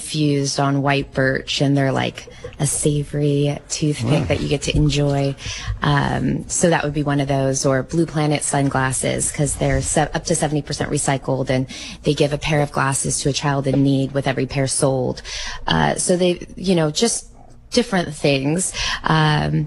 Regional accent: Monterey County, California, United States; my husband and I are both right here from Monterey County, born and raised

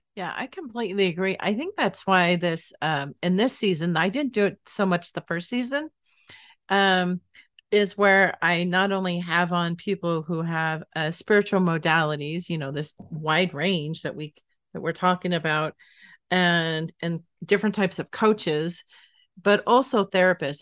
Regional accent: Northern California, United States; moved away; I grew up in Northern California, not the area that it would snow

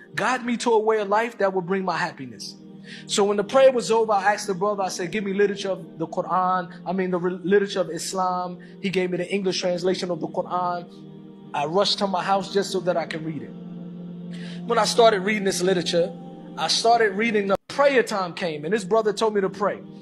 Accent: United States; growing up in church, in church, and growing up in American church

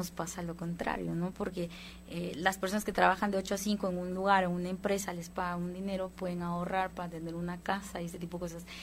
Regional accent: Guatemala; Ahí yo soy de Guatemala

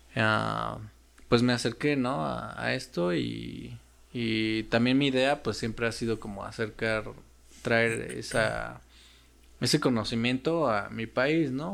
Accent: Mexico; also born or lived in Russia; nosotros como mexicanos y otros países necesitamos visa para Rusia

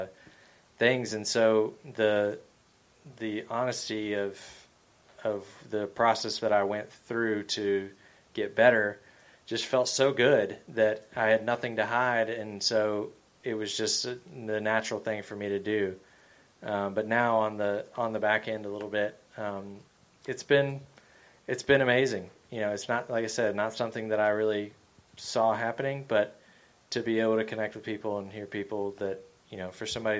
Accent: Georgia, United States; growing up in Georgia

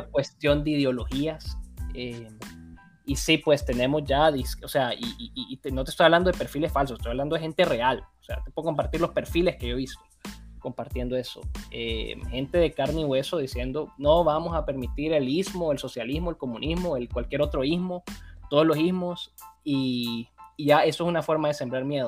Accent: Honduras; yo pues como hondureño

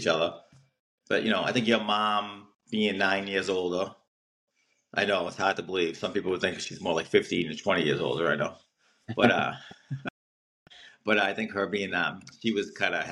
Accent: Everett, United States; born or raised there

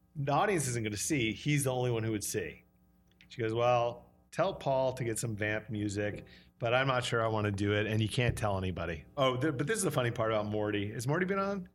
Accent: Brattleboro, Vermont, United States; moved away; also born or lived in New York City; I was six years old, and, uh, she found out this guy was gay, and we drove in the middle of the night to Vermont to a commune

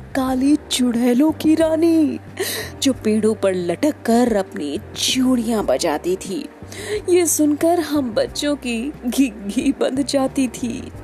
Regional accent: Uttar Pradesh, India; मैं बेसिकली उत्तर प्रदेश से हूँ

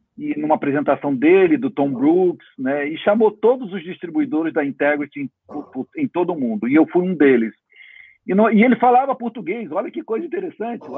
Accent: Brazil; como brasileiro

